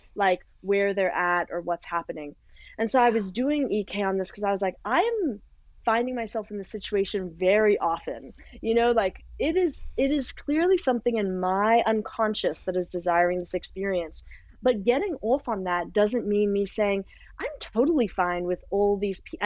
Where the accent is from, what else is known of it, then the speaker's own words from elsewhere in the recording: South Africa; growing up in South Africa